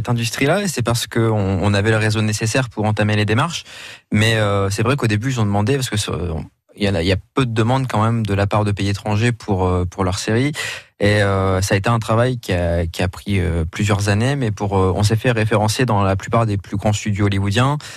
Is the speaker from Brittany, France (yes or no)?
no; Berlaymont, Hauts-de-France, France; De Berlaymont